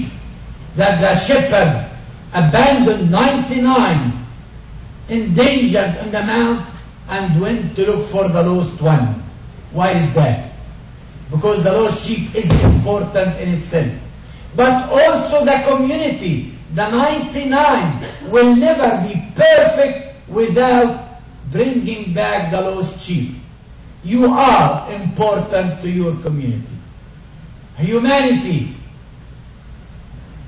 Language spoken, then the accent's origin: English; Galilee, Northern District, Israel; first language Arabic; English is a second language; I was born in Galilee, in a very peaceful, nice, beautiful Arab Christian village.